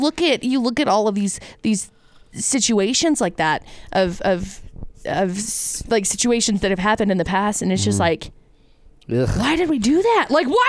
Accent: Brigham City, Utah, United States; also born or lived in Tremonton, Utah / Vernal, Utah; Because I grew up here. I grew up in Brigham City. Right. I grew up in Tremont and I grew up over there.

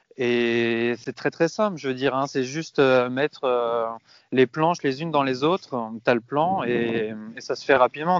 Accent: Rueil-Malmaison, Île-de-France, France; moved away as an adult; also born or lived in Madrid, Spain / Asturias, Spain; now in Spain; je viens à la base de région parisienne, Roy-Malmaison

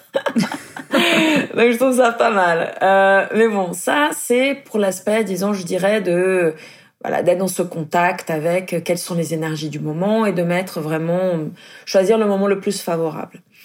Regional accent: Brazil; moved away; je suis brésilienne

